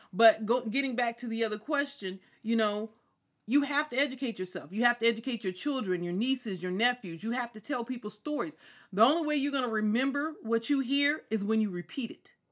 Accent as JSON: {"language": "English", "town": "Ontario", "region": "California", "country": "United States", "tie": "born or raised there", "also_born_or_lived": "Chino, California", "said": "I'm from Ontario. I went to Chino High."}